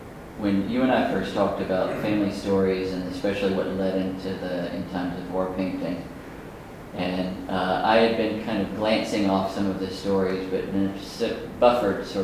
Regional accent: Natchez, Mississippi, United States; born or raised there; moved away

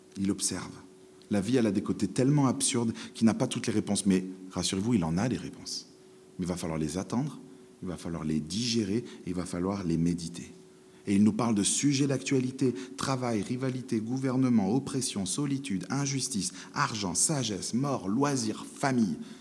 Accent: France; en tant que bon français

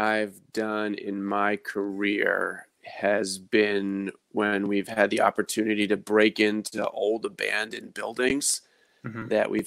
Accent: Baltimore, Maryland, United States; I was born and raised in Baltimore

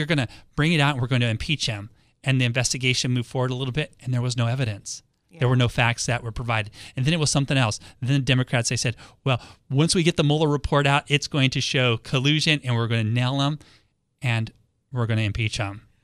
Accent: Los Angeles, California, United States; now in San Diego, United States; I grew up in Los Angeles

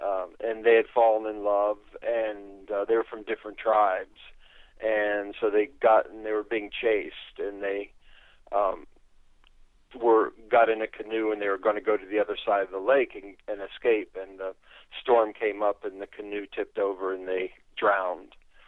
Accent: New Hope, Pennsylvania, United States; Where I grew up in New Hope, Pennsylvania, in Bucks County

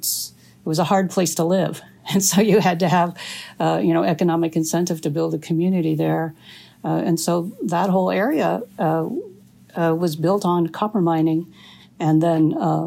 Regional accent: Houghton, Michigan, United States; I grew up on the Keweenaw Peninsula, which juts up. You know, if you look at Lake Superior, it looks like the head of a wolf. And so where I grew up was right in the mouth of the wolf, in Houghton, Michigan

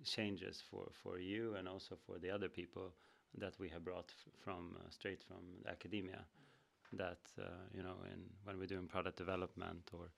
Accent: Uppsala, Uppsala County, Sweden; born and raised in Uppsala

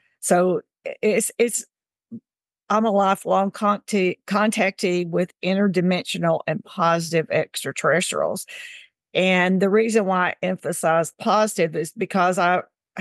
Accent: Tennessee, United States; now in Mississippi, United States; I grew up in Tennessee and now I live in Mississippi.

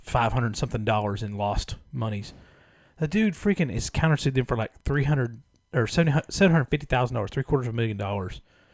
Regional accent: Austin, Texas, United States; I'm from Austin, Texas.

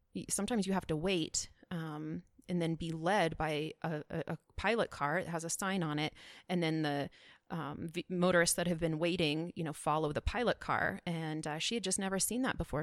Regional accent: Powell, Wyoming, United States; I am from Wyoming

